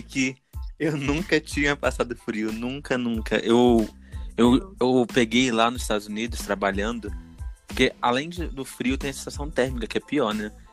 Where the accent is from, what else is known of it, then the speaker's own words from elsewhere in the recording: Brazil; eu sou do Brasil